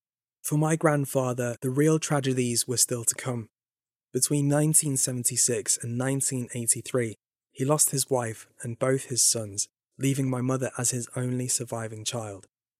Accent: United Kingdom; Growing up in Britain, I'd read a bit about the history of Zoroastrianism, but only knew the basics.

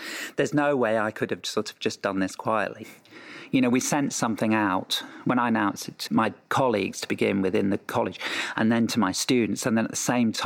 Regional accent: England, United Kingdom; moved away; I grew up in a sleepy rural space in England

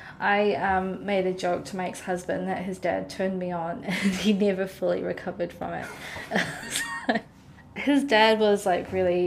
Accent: Oman; born there; And I was born in Oman.

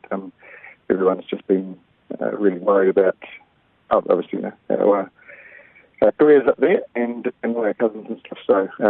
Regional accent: Waitoa, New Zealand; now in Twizel, New Zealand; we're all from Waitoa

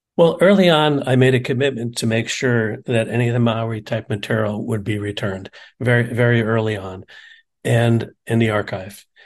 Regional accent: United States

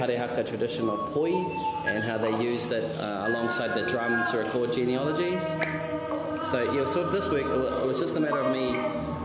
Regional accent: Auckland, New Zealand; moved away; also born or lived in Wellington; I was raised in South Auckland

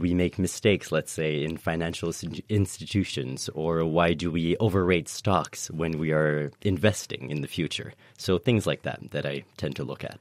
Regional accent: Canada; moved away as an adult; now in Cambridge, United Kingdom; I am French Canadian, uh, so I immigrated here to study decision-making and economics in the brain

